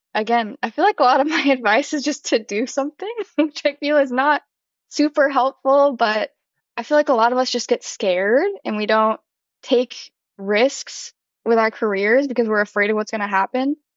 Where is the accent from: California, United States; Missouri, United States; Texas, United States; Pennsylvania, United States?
Missouri, United States; St. Louis; now in Nashville, United States; I'm originally from St. Louis, Missouri, but I live in Nashville now